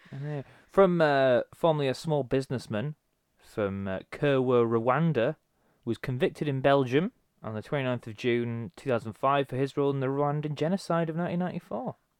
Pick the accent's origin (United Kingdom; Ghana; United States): United Kingdom; our perspective as Brit-, British